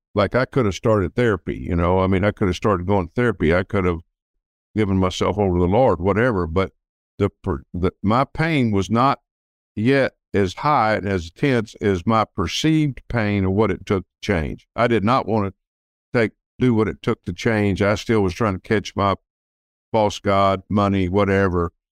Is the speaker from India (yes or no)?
no; Texas City, Texas, United States; I grew up in Texas City, which is near Galveston, Texas, which is just south of Houston